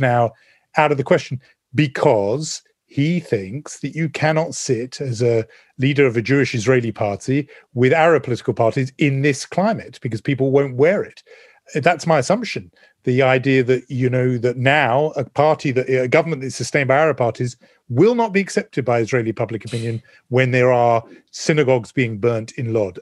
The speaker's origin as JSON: {"language": "English", "country": "United Kingdom", "also_born_or_lived": "London", "said": "me being very British"}